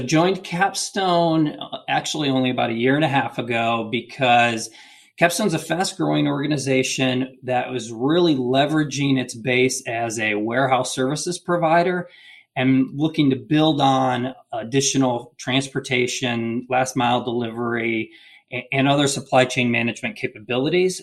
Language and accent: English; Michigan, United States; now in Chattanooga, United States; I'm originally from Michigan